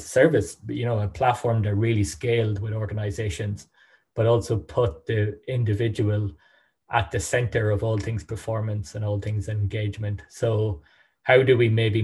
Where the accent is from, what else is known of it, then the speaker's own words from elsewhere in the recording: Sligo, Connacht, Ireland; also born or lived in Dublin; Based out of Sligo, my hometown.